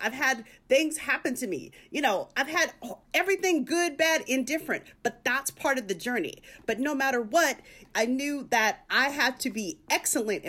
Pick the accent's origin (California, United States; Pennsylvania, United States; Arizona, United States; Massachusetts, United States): Arizona, United States; Tempe; now in Los Angeles, United States; I'm a girl from a small town. I'm from Tempe, Arizona.